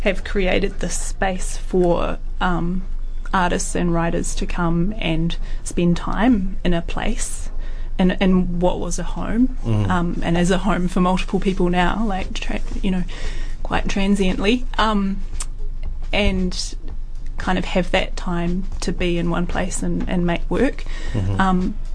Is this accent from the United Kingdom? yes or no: no; South Island, New Zealand; when I was a teenager. You know, growing up in the South Island